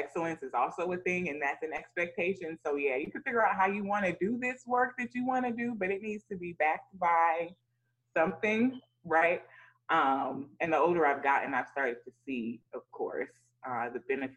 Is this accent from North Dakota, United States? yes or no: no; College Park, Georgia, United States; I grew up in College Park, Georgia